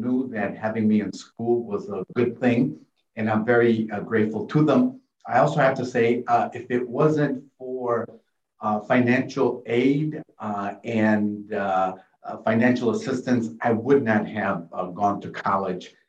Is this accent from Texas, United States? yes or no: no; Chicago, Illinois, United States; first language Spanish; English is a second language; also born or lived in small village in Mexico; I came to Chicago in 1965, a very historic year, the year that the Voting Rights Act, for example, was passed. And I grew up in the Pilsen and Little Village communities